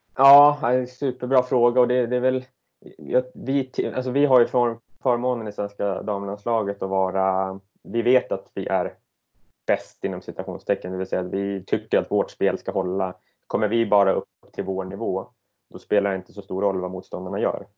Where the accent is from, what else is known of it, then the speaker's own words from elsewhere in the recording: Södertälje, Stockholm County, Sweden; moved away as an adult; now in Gothenburg, Sweden; Jag är från Södertälje från början